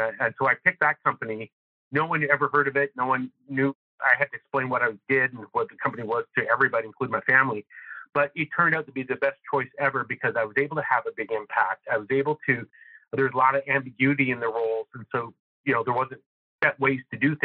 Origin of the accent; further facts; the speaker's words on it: Northern Canada, Canada; moved away; I'm originally from Northern Canada.